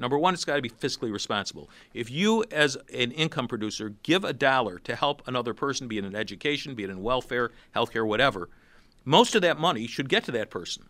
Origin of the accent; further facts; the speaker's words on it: Rochester, New York, United States; I'm from Rochester